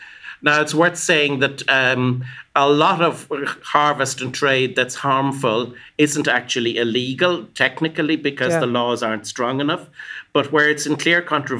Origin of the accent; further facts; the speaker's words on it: Ireland; I come from Ireland